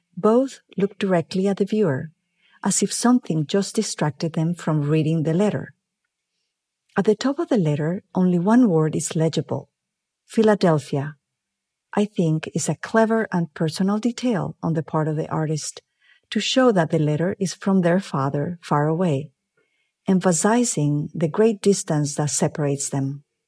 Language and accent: English; Mexico; moved away as an adult; also born or lived in Mexico City; now in Los Angeles, United States; I am originally from Mexico, but I have lived in the United States many years now